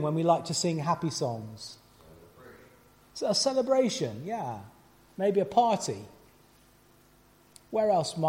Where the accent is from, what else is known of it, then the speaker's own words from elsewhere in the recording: Gloucester, South West England, United Kingdom; moved away; we were doing a concert last night in Gloucester, my hometown. It was really lovely to be back there in the church where Ingrid and I spent our teenage years and beyond.